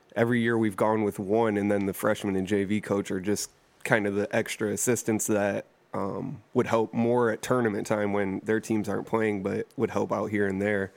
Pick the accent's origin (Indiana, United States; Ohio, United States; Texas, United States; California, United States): Ohio, United States; Toledo; I grew up in East Toledo